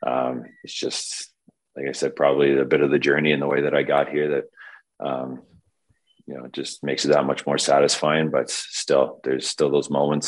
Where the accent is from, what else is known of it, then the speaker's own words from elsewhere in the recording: Caledonia, Ontario, Canada; also born or lived in Stoney Creek, Ontario; I grew up playing AAA in Stony Creek and then moved and played Junior C in Caledonia, my hometown